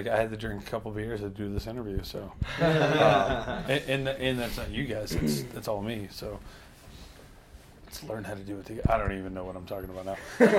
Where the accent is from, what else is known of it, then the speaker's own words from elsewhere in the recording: Louisiana, United States; my hometown in Louisiana.